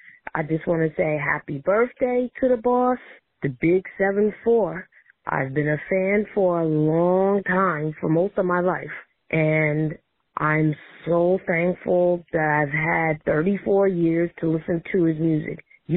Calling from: Long Island City, New York, United States; I'm calling from Long Island City, New York.

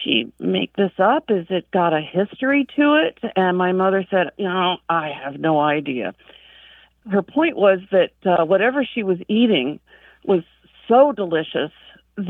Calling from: Nome, Alaska, United States; I'm calling in from Nome, Alaska

